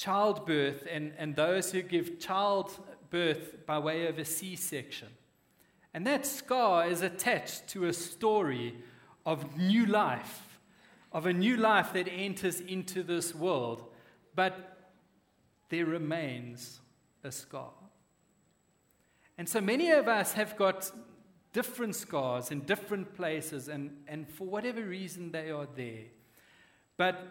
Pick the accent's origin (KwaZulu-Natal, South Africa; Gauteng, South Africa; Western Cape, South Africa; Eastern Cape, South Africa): Western Cape, South Africa; moved away; I grew up in the Cape, we used to have this big hill in the suburb we lived